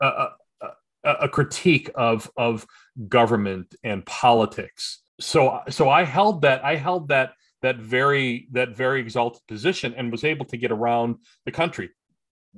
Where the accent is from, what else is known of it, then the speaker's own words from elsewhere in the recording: United States; I traveled as an American